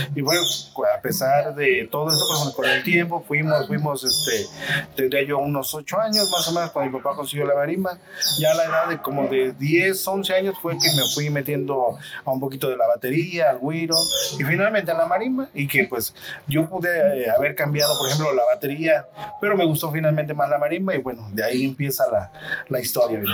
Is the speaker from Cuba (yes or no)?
no; Xalapa, Veracruz, Mexico; yo soy de aquí de Jalapa, soy originario de aquí de Jalapa